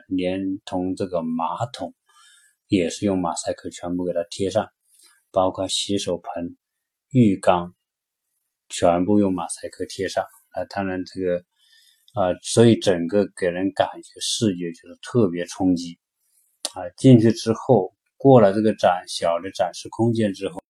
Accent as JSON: {"language": "Chinese", "country": "China", "said": "我们是从中国来的"}